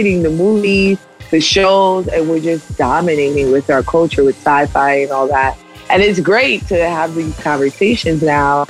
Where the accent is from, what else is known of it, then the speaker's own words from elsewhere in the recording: New York City, New York, United States; I grew up in New York City, so I have that cynicism that comes